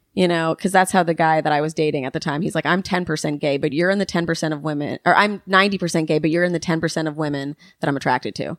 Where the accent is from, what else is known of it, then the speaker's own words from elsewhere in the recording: New York City, New York, United States; I grew up here